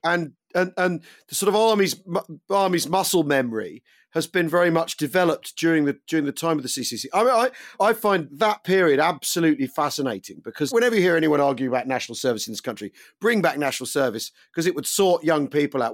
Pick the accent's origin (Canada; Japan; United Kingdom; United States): United Kingdom; as a Brit